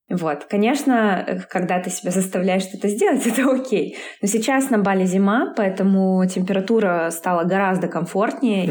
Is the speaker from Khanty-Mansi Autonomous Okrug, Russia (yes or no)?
no; Yekaterinburg, Sverdlovsk Oblast, Russia; moved away as an adult; now in Bali, Indonesia; Я из Екатеринбурга